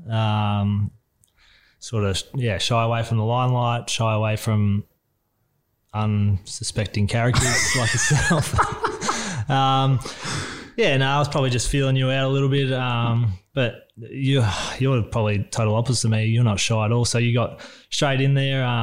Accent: Emerald, Victoria, Australia; born or raised there

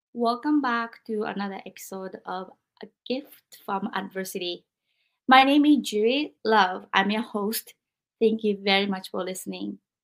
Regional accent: Japan; moved away; growing up in Japan

